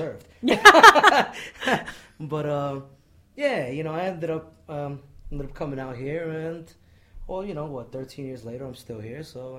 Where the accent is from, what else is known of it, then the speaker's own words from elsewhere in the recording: New York City, New York, United States; moved away as an adult; now in San Antonio, United States; So I was born and raised in Queens, New York.